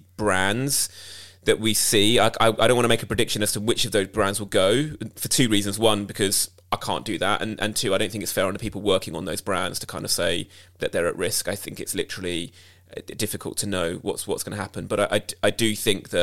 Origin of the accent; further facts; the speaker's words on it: United Kingdom; as a British Asian